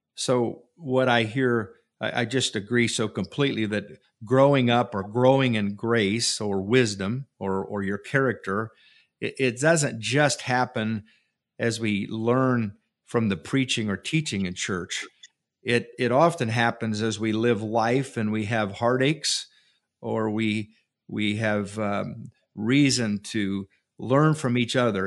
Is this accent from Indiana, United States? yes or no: yes; Francesville, Indiana, United States; growing up in Francisville